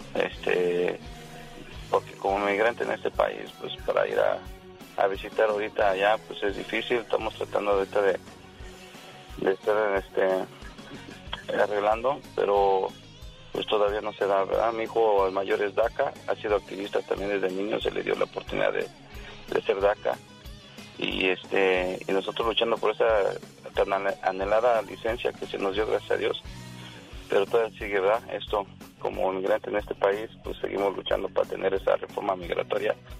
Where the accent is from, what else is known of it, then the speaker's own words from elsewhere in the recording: Mexico City, Mexico; now in United States; venimos del Distrito Federal, yo soy del barrio de Tepito